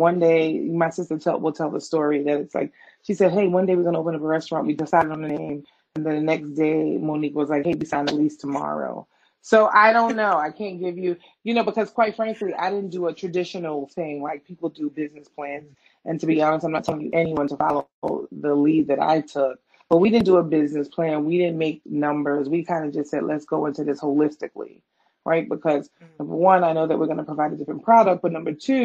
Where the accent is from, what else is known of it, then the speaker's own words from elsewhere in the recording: New York, United States; moved away as an adult; now in New Jersey, United States; as a New Yorker